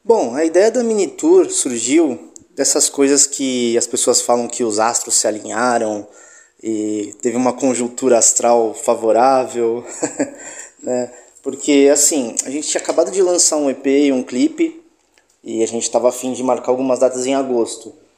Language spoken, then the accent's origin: Portuguese; Baixada Santista, São Paulo, Brazil; moved away as an adult; now in São Paulo, Brazil; tanto eu quanto ele somos da Baixada Santista